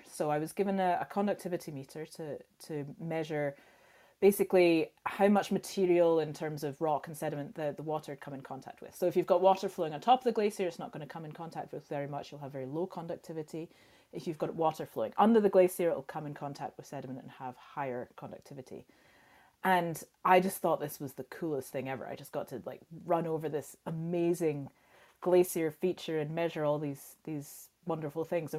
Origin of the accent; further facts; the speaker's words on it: Scotland, United Kingdom; growing up in Scotland